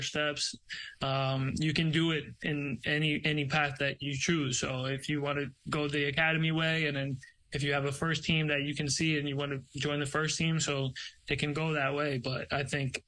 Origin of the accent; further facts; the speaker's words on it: New York, United States; moved away as an adult; also born or lived in Brazil; now in Tampa, United States; I grew up in New York